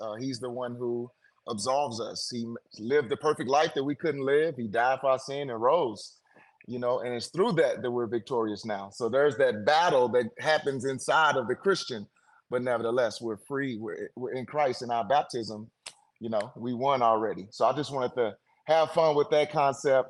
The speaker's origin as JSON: {"language": "English", "town": "St. Louis", "region": "Missouri", "country": "United States", "tie": "born or raised there", "said": "I am from the States here in the US, St. Louis, Missouri, is the city I was born in in the states"}